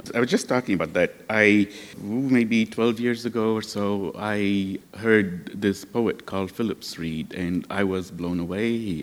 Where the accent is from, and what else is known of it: Lebanon; now in United States